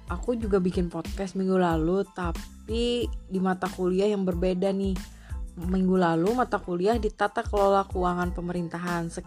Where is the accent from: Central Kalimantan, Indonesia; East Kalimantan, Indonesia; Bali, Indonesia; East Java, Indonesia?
Central Kalimantan, Indonesia; contoh aplikasi yang ada di daerah aku di Kalimantan Tengah beserta penjelasannya.